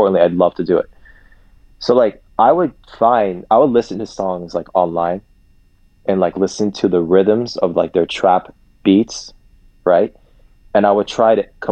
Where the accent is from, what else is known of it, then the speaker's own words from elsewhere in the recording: Columbus, Ohio, United States; also born or lived in Dallas, Texas; I was born in Dallas. I grew up in Columbus.